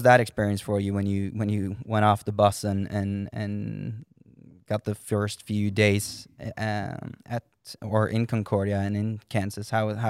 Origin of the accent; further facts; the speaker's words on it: Fredrikstad, Østfold, Norway; moved away; I'm from Fredrikstad, which is a bit more southeast in Norway